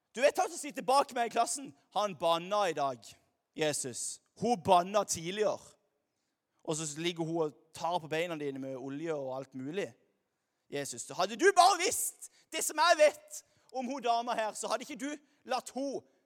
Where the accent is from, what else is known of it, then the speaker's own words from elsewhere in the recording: Lyngdal, Agder, Norway; now in Stavanger, Norway; jeg kommer her fra Lyngdal